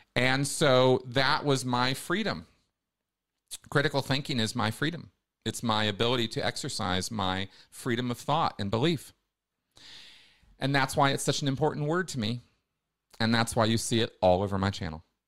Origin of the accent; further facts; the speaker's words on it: United States; I grew up in America